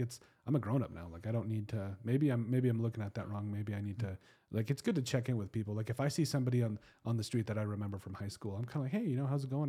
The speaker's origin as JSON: {"language": "English", "town": "Custer", "region": "South Dakota", "country": "United States", "said": "I was from Custer"}